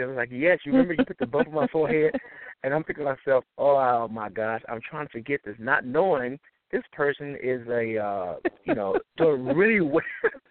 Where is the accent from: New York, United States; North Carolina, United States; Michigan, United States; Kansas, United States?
Michigan, United States; Detroit; Well, as you know, I'm from Detroit, Michigan.